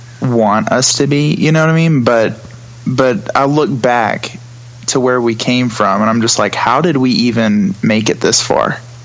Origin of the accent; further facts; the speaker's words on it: Alabama, United States; Yeah, well, I was born and raised in a small town outside of Tuscaloosa. It's about 25 minutes east.